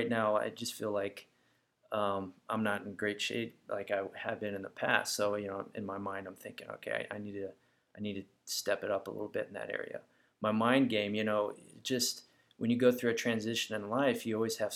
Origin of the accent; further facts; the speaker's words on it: United States; I'm an American, therefore I am a Christian